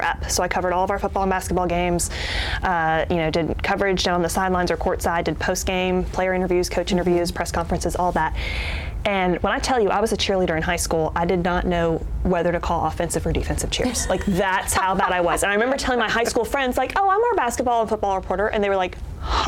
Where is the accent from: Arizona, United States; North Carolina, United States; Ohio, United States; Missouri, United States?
North Carolina, United States; Charlotte; moved away; I'm from Charlotte. I grew up there and went to the same school, first through 12th grade